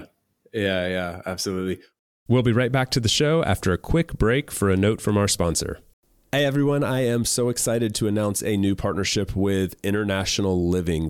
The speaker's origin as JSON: {"language": "English", "country": "United States", "also_born_or_lived": "Spain / Germany", "moved": "as an adult", "said": "Me as an American that has been living in Spain for five years"}